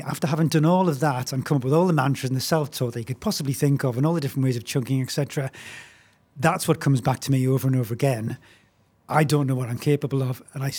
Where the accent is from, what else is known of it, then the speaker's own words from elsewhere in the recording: Newcastle upon Tyne, North East England, United Kingdom; now in London, United Kingdom; I'm from Newcastle originally, but I've lived in London for a long time.